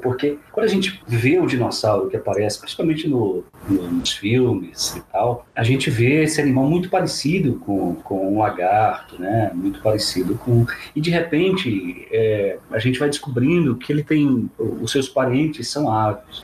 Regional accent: Apodi, Rio Grande do Norte, Brazil; A cidade de onde eu venho é chamada Pudi, que é uma cidade de nome indígena aqui no interior do estado

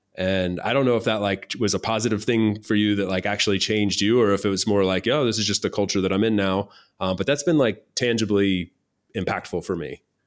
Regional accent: United States; moved away as an adult; also born or lived in Spain / Germany; Me as an American that has been living in Spain for five years

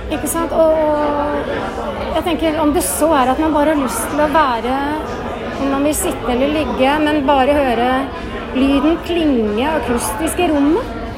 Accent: Bærum, Akershus, Norway; jeg vokste opp i Jar kirke

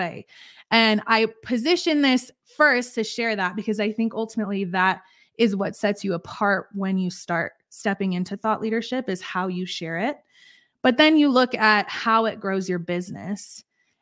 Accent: Colorado, United States; I am from Colorado. Born and raised here in America

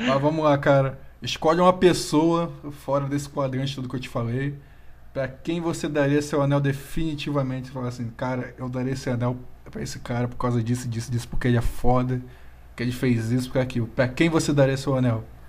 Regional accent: Rio de Janeiro, Brazil; moved away as an adult; now in São Paulo, Brazil; eu mudei pra São Paulo ainda há pouco também. Eu era do Rio de Janeiro.

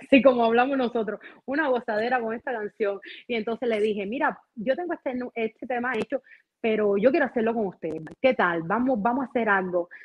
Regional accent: Las Tunas, Cuba; moved away as an adult; also born or lived in Mexico; now in Miami, United States; yo no estoy en Cuba, soy cubana, pero no vivo en Cuba

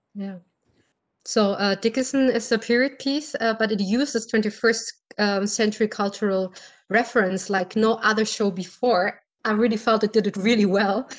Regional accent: Berlin, Germany; English is a second language; I'm from Berlin, Germany.

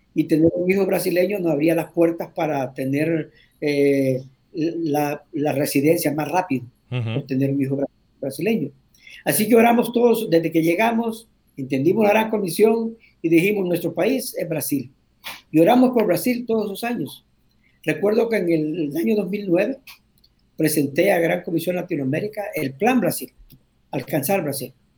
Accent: Tegucigalpa, Francisco Morazán, Honduras; moved away as an adult; also born or lived in Cantarranas, Honduras / Tatumbla, Honduras / La Ceiba, Honduras / Brazil; now in Dominican Republic; Soy un hondureño, nacido en Cantarranas. Eh, viví la mayor parte de mi vida en, en pueblos, viví en, Cantarranas, parte de mi niñez, después en Tatumbla, que está cerca a Tegucigalpa. Y de ahí, del sexto grado en adelante, pues estuve en, Tegucigalpa.

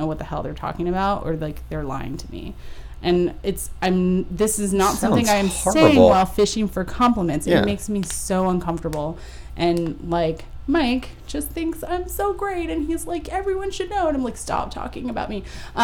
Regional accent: Panama; English is a second language; now in United States; grew up in a country that was very inextricably tied to the United States

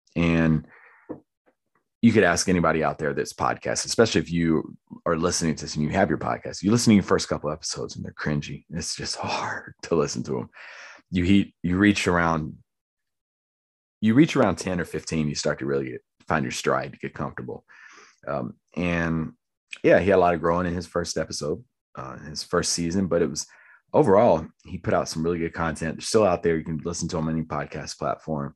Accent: Lumberton, United States; someone that I grew up with in Lumberton.

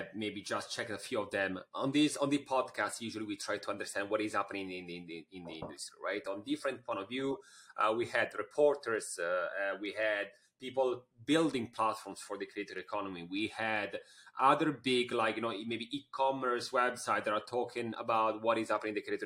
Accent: Italy; you're talking with an Italian

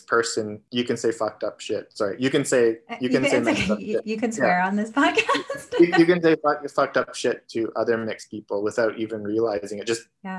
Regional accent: Toronto, Ontario, Canada; growing up in Toronto

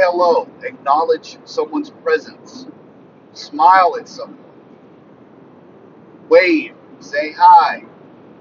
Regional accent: rural northwestern Louisiana, United States; I was raised in rural northwestern Louisiana

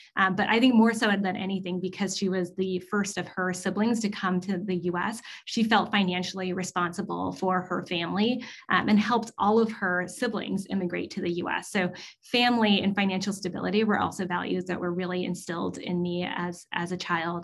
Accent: Southern California, United States; I grew up in Southern California, and I grew up a lot around a lot of Asian Americans

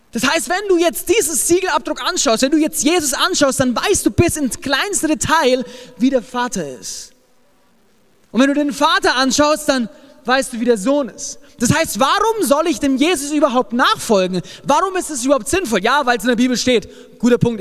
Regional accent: Germany; ich als ähm, Deutscher.

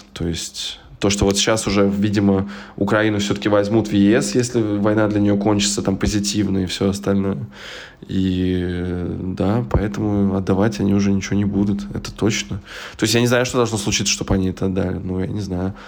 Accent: Smolensk, Smolensk Oblast, Russia; now in Berlin, Germany; в свой Смоленск не приеду

